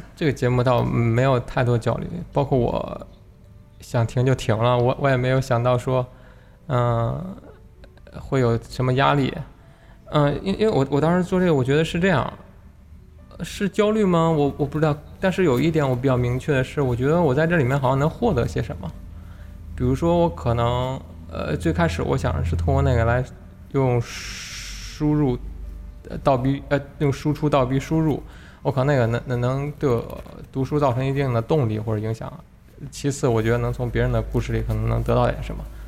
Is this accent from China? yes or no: yes; China; 我们，中国人